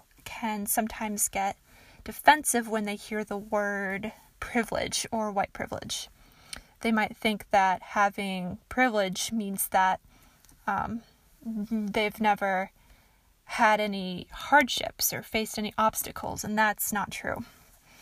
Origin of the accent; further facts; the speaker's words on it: Michigan, United States; I am from Michigan. That is where I am from.